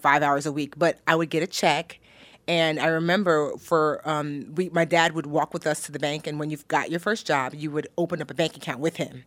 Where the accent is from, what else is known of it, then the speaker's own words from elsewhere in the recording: New Jersey, United States; also born or lived in Newark, New Jersey; I was born in Newark, New Jersey. Shout out to Brick City